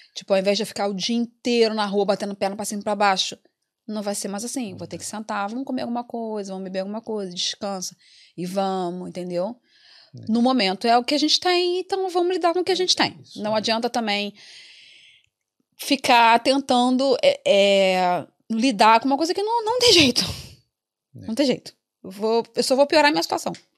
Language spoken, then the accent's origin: Portuguese; Rio de Janeiro, Brazil; moved away as an adult; now in Dublin, Ireland; eu vim do Rio de Janeiro, capital, cheio de coisa para fazer